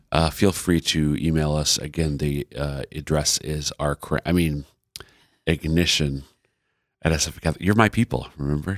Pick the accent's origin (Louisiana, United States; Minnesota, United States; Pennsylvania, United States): Minnesota, United States; Central; now in Sioux Falls, United States; I'm from Central Minnesota, but all five of our kids are born and raised in sunny Sioux Falls, South Dakota.